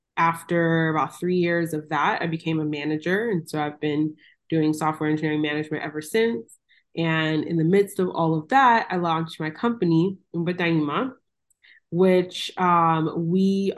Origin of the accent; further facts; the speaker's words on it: Miami, Florida, United States; moved away as an adult; also born or lived in Los Angeles, California; So I am originally from Miami, Florida, born and raised. My parents are Jamaican